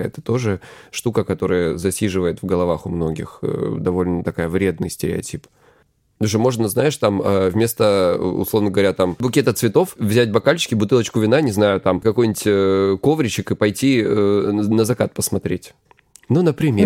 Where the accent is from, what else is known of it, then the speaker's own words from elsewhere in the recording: Krasnodar Krai, Russia; я, короче, с Кубани